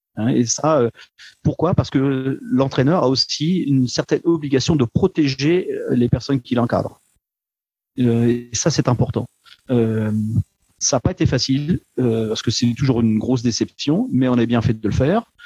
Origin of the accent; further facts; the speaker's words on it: Le Havre, Normandy, France; now in Luxembourg; Je viens euh, du Havre